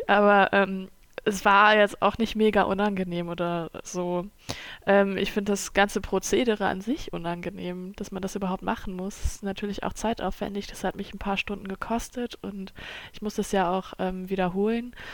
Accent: Germany; first language German; ich bin in Deutschland aufgewachsen und ähm, das ist meine Muttersprache.

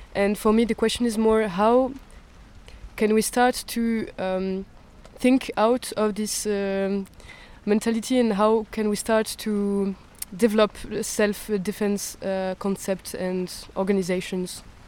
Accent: France; I'm coming from France

